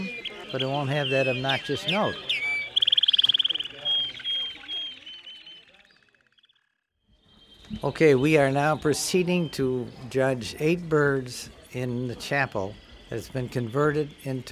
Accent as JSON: {"language": "English", "town": "Saginaw", "region": "Michigan", "country": "United States", "said": "I'm from Saginaw, Michigan"}